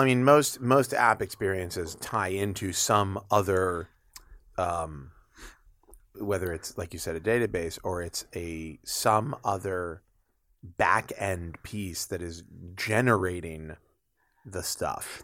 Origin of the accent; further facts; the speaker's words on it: United States; I'm an American